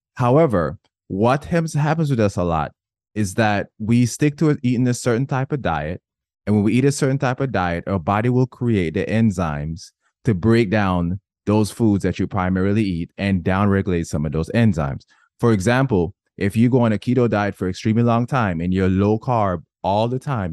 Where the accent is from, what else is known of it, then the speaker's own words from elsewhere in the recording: Jamaica; I was born and raised in Jamaica